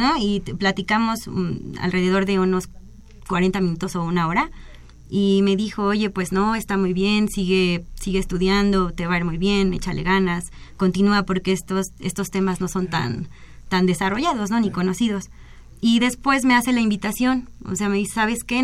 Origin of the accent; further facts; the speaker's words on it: Mexico; soy la primer mexicana